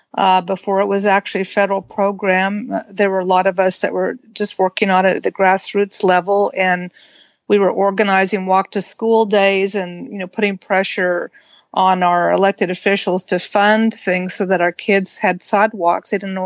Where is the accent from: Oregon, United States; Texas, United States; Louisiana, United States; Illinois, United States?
Texas, United States; moved away; also born or lived in Washington; And I grew up in Texas.